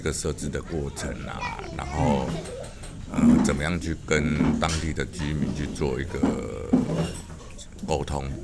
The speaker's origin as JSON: {"language": "Chinese", "region": "Kaohsiung", "country": "Taiwan", "said": "我身为高雄人"}